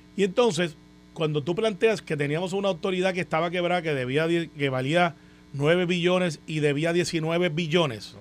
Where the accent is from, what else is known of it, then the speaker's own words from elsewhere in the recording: Puerto Rico; como muchos puertorriqueños